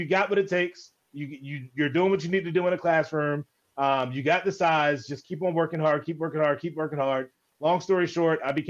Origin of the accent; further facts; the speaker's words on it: Baltimore, Maryland, United States; I was born and raised in Baltimore, Maryland